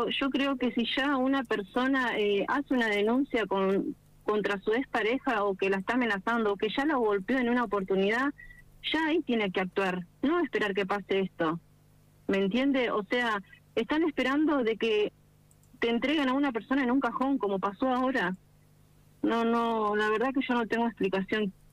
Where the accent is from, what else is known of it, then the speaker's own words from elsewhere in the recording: Pellegrini, Argentina; yo no vivo en Toay, pero yo soy de Pellegrini.